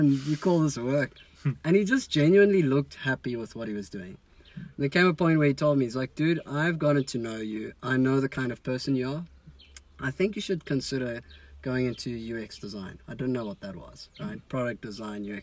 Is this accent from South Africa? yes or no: yes; South Africa; I'm a South African